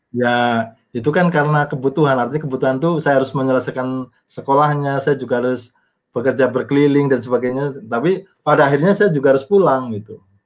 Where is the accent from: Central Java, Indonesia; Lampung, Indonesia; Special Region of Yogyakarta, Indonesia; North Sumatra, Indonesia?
Central Java, Indonesia; Banjarnegara; moved away as an adult; also born or lived in Purbalingga / Bandung / South Tapanuli / Australia; now in Jakarta, Indonesia; saya lahir di Banjarnegara, Jawa Tengah